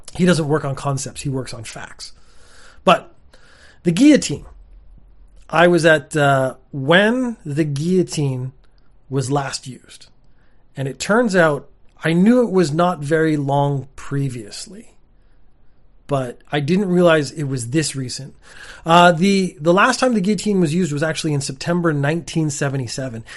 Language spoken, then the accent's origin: English; Canada; I come from Canada